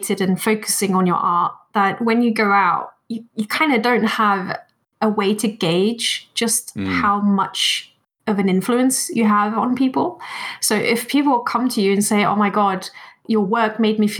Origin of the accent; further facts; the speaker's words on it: Japan; also born or lived in Germany / London; now in Birmingham, United Kingdom; I was born in Japan. My mother is Japanese and my father is German. And I went to German schools